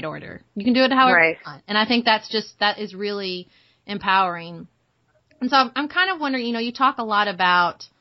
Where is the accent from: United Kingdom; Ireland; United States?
United States; Kentucky; moved away as an adult; also born or lived in Washington, D.C.; I grew up in Kentucky